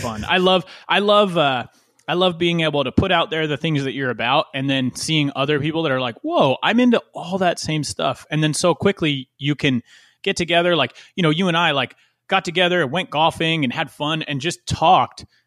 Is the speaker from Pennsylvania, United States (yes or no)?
yes; West Chester, Pennsylvania, United States; born or raised there